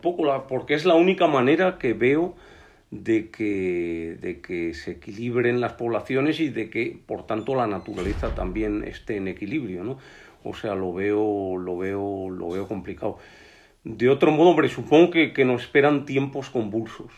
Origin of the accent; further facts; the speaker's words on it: Spain; also born or lived in León; nuestro país es el ejemplo mejor de naturaleza bien conservada de toda Europa